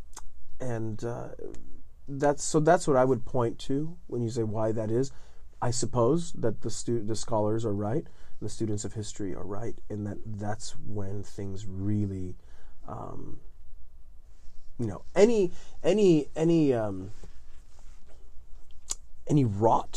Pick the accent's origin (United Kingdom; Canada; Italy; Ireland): Italy; Southern Italy; English is a second language; now in United States; I'm living in the south of Italy in a little town on top of a hill in the 80s